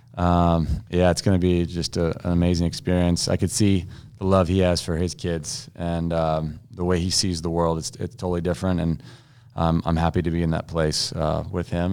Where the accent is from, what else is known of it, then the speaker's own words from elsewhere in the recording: United States; being an American